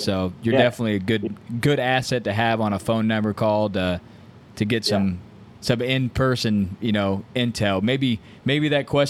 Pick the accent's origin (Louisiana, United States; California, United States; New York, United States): Louisiana, United States; well, I'm from Louisiana, you know, I can't relate to Midwest guys buying land